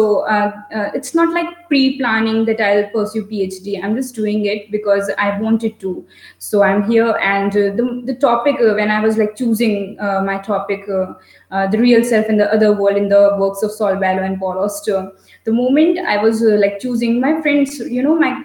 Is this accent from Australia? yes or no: no; North India, India; I'm from North India